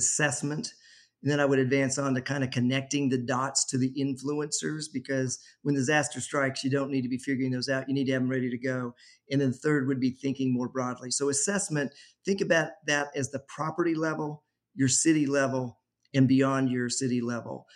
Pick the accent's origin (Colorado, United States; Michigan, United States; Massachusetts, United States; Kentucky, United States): Colorado, United States; I grew up in Colorado